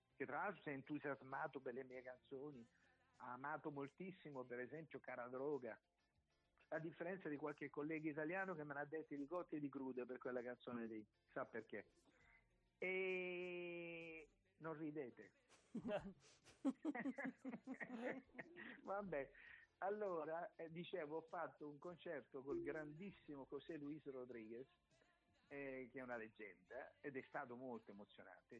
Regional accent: Acquarica del Capo, Apulia, Italy; ho detto di, di Acquarica del Capo

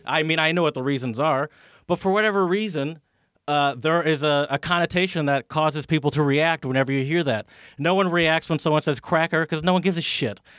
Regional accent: United States; me as an American

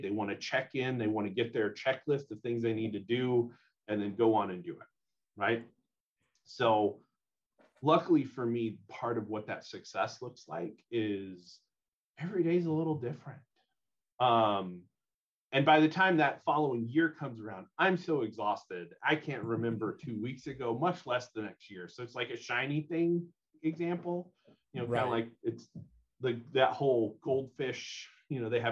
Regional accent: southwest Louisiana, United States; now in Bellingham, United States; I am originally from Louisiana, southwest corner of Louisiana, which will always be back home

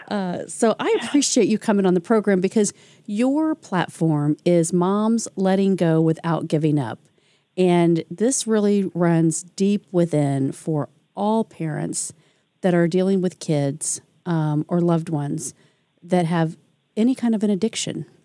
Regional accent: Detroit, Michigan, United States; I went from a big town city girl in Detroit to uh, a small town little suburb in Indiana.

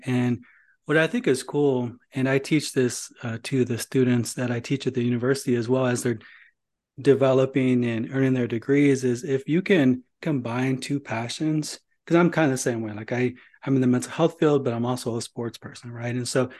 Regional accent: Indiana, United States; I grew up in Northern Indiana, so I had a choice, Bears or Colts.

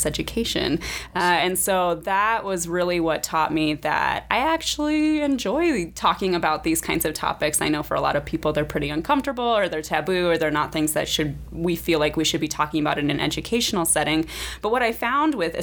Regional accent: Nebraska, United States; moved away as an adult; also born or lived in Indiana; I am originally from Nebraska

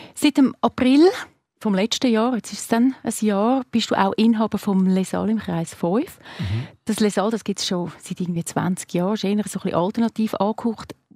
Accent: Zurich, Switzerland; als Zürcherin

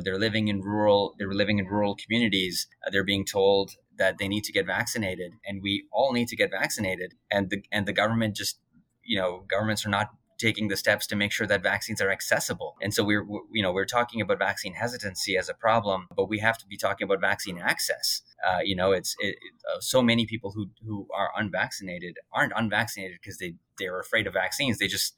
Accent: Alberta, Canada; also born or lived in India; now in Fredericton, Canada; And, you know, I'm from Alberta. I moved to Alberta from India. I moved from Alberta to Ontario, and I did not think I'd be living in Fredericton next.

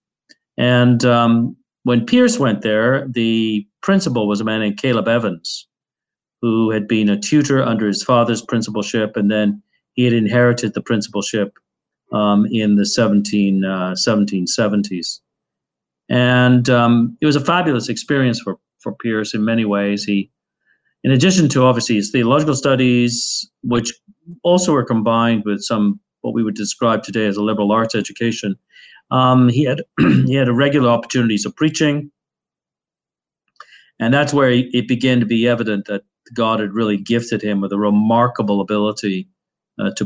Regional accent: Birmingham, West Midlands, United Kingdom; I grew up in Birmingham, and I remember a lot of the areas of Birmingham being slums

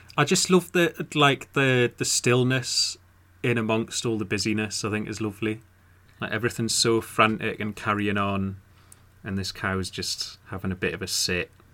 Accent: Newcastle upon Tyne, North East England, United Kingdom; I'm from Newcastle

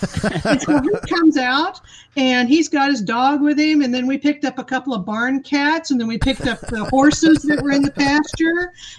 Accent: Texas, United States; I'm from Texas, right?

